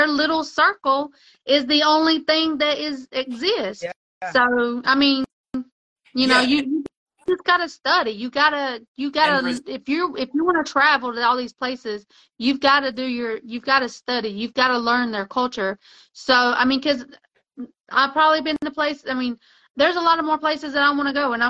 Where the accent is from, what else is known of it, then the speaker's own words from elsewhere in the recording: Mexico; I grew up in Mexico